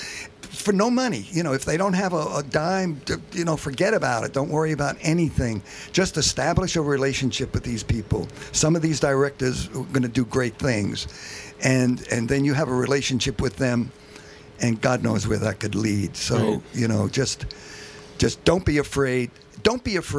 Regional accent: New York City, New York, United States; born and raised in Bensonhurst, Brooklyn

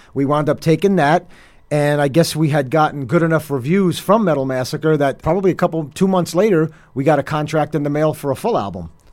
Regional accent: Hoboken, New Jersey, United States; now in Weehawken, United States; I grew up in Hoboken, so I mean, mm-hmm. I live in mm-hmm. Weehawken now, but I'm a Hoboken guy

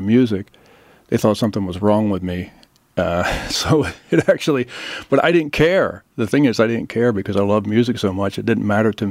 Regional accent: Philadelphia, Pennsylvania, United States; I grew up in the Philadelphia area

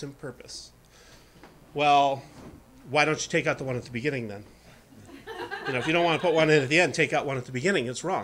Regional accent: Saranac Lake, New York, United States; Saranac Lake, my hometown, up in the Adirondack Mountains

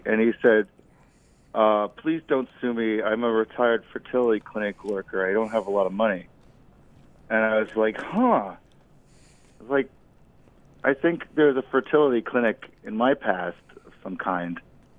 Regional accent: Red Bank, New Jersey, United States; I'm from Red Bank, and I wish I had siblings.

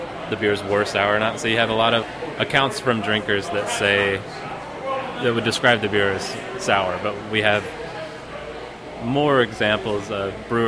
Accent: Western Kentucky, United States; moved away; I am originally from Western Kentucky

